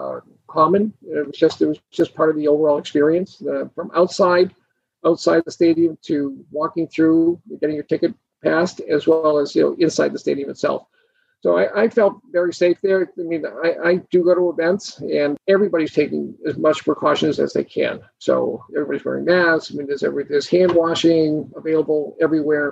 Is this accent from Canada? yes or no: no; Boston, Massachusetts, United States; moved away; I'm from Boston originally